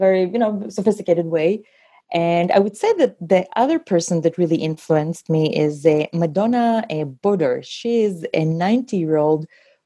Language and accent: English; Israel; also born or lived in Ukraine; So I was born in Ukraine, and I moved with my family to Israel when I was 3.5 years old